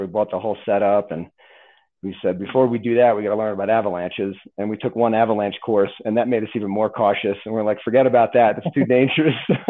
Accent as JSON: {"language": "English", "region": "Northeast", "country": "United States", "tie": "born or raised there", "moved": "as an adult", "lives_now": "Silverthorne, United States", "said": "I grew up skiing in the Northeast, and when we first moved out here into Colorado in 2012"}